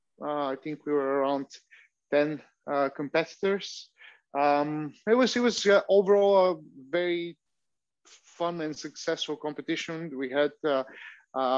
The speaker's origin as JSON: {"language": "English", "town": "Vratsa", "region": "Vratsa Province", "country": "Bulgaria", "tie": "born or raised there", "said": "I joined a kickboxing club in my hometown in Bulgaria. I'm from Vratsa in Bulgaria"}